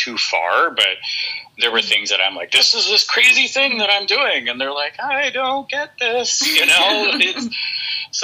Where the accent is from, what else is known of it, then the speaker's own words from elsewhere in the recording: Norwalk, California, United States; also born or lived in Downey, California / Hawthorne, California; I was born in Norwalk. Grew up kind of in Norwalk Downey area